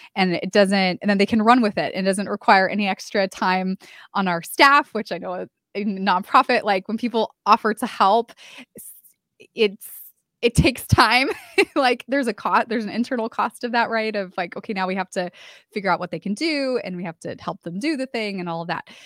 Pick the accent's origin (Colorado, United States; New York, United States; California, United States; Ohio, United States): California, United States; moved away as an adult; now in San Antonio, United States; I moved from my hometown in California to San Antonio, Texas, where I live now